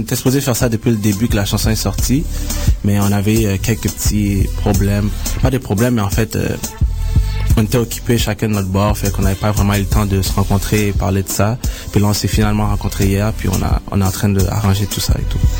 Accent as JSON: {"language": "French", "town": "Montreal", "region": "Quebec", "country": "Canada", "tie": "born or raised there", "said": "je suis né à Montréal."}